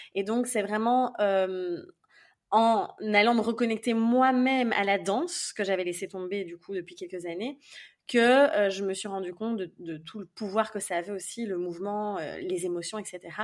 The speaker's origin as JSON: {"language": "French", "country": "Belgium", "said": "je suis en Belgique, donc je suis belge évidemment de base"}